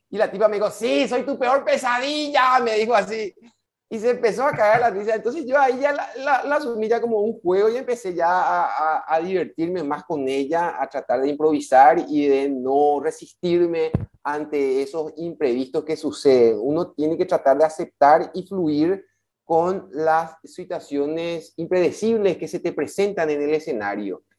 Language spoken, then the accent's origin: Spanish; Paraguay; tenemos como paraguayos